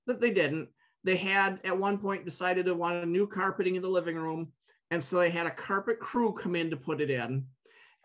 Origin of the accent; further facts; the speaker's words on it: Byron Center, Michigan, United States; I grew up and 20 miles from where I'm sitting right now. Little town called Byron Center